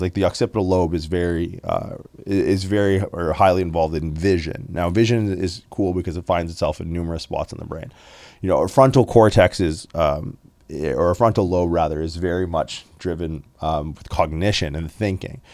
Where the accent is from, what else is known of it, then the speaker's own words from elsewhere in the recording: Windsor, Ontario, Canada; I grew up in Windsor, Ontario